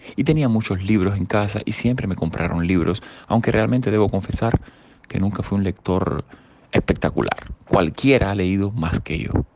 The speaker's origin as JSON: {"language": "Spanish", "region": "Havana", "country": "Cuba", "said": "yo desde La Habana iba a esos lugares de nuestra ciudad capital"}